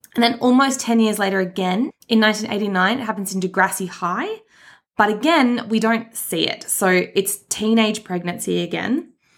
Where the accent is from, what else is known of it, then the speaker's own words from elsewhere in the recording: Australia; we are from Australia